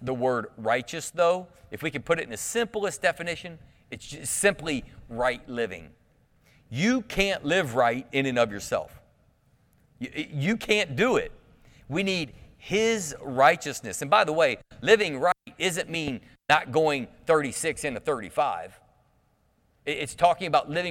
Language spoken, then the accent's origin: English; Clermont County, Ohio, United States; I'm the hillbilly from Claremont County